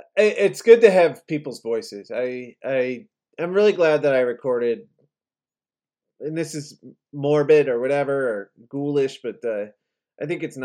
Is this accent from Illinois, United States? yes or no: yes; Chicago, Illinois, United States; moved away as an adult; also born or lived in New Orleans; now in Texas, United States; I'm from Chicago.